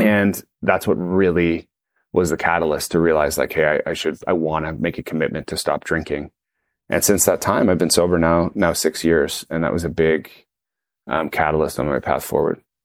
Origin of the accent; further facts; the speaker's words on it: Toronto, Ontario, Canada; friends I grew up with in Toronto